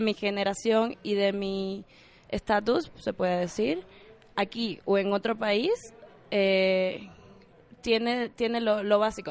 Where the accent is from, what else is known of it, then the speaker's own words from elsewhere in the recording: Havana, Cuba; moved away as an adult; also born or lived in Camagüey, Cuba; now in Mexico; la de La Habana, que es de donde yo soy